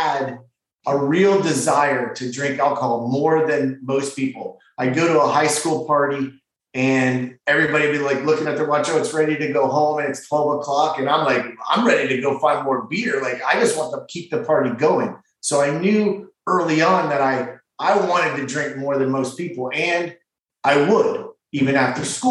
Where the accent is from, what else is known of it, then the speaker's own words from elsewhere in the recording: Ontario, Canada; now in West Palm Beach, United States; I was born in Ontario, Canada